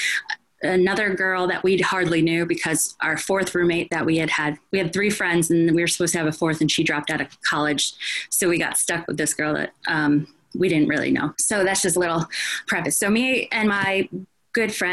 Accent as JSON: {"language": "English", "region": "New Jersey", "country": "United States", "also_born_or_lived": "Roosevelt Island, New York", "moved": "as an adult", "said": "I'm from New Jersey originally"}